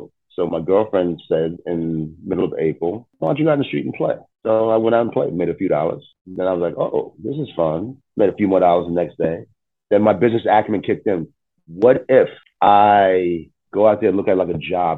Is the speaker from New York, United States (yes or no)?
yes; New York City, New York, United States; also born or lived in Westchester, New York; I was born in New York